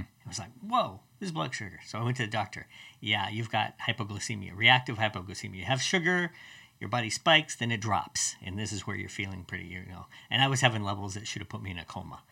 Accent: Colorado, United States; I grew up in Colorado

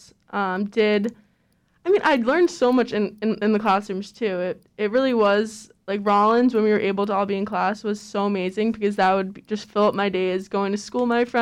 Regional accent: New York, United States; moved away; I'm from New York

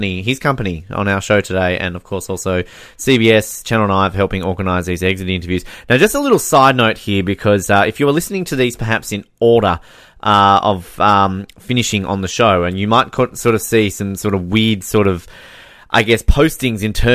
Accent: Australia; Australians have a different way of playing the game. We're very much more laid back and relaxed

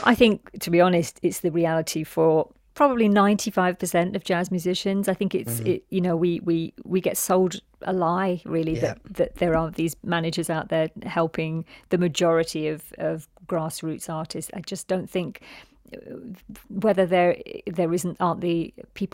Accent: London, United Kingdom; my reality of growing up in London

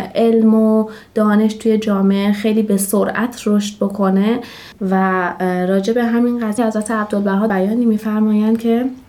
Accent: Shiraz, Fars, Iran; 29 سالمه و اهل شیراز هستم

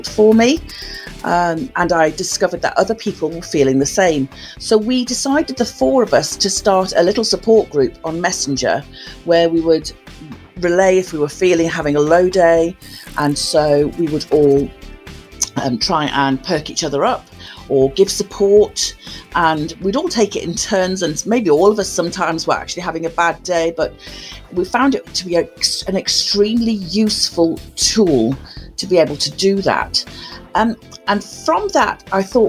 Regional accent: Newcastle upon Tyne, North East England, United Kingdom; now in Telford, United Kingdom; I was born in Newcastle upon Tyne, so I'm a Geordie, and currently live in Telford, Shropshire.

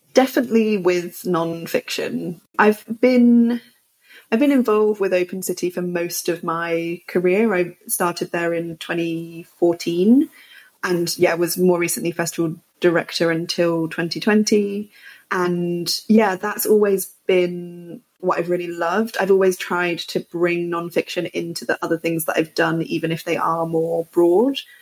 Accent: United Kingdom; also born or lived in north of England; now in London, United Kingdom; as a British person

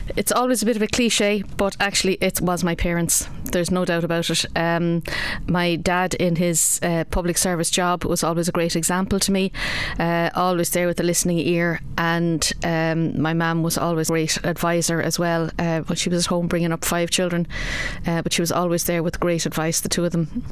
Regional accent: Kilkenny, County Kilkenny, Ireland; also born or lived in Wexford Town / Clonmel / Bennettsbridge; I was actually born in Wexford Town. Uh, something not a lot of people know about me, uh, but I was born in Wexford Town. Uh, we moved to Kilkenny in 1971

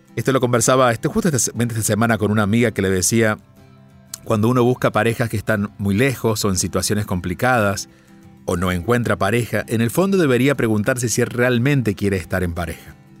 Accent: Argentina; mi pueblo, en Argentina

